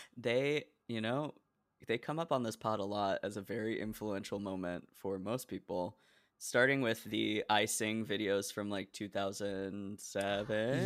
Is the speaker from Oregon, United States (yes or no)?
yes; Oregon, United States; moved away as an adult; also born or lived in Decatur, Illinois; I'm from Oregon